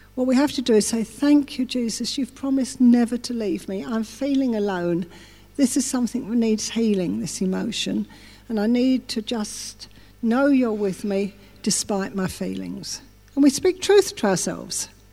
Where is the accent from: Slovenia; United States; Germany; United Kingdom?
United Kingdom; England; I'm English as well